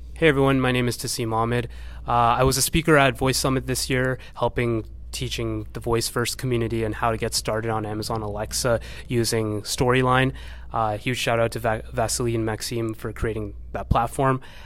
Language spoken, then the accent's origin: English; Toronto, Ontario, Canada; I come from Toronto